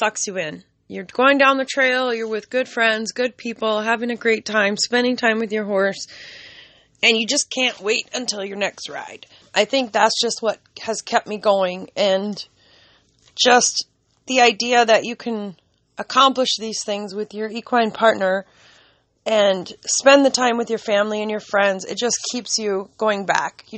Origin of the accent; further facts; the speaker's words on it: California, United States; now in Minnesota, United States; I am from California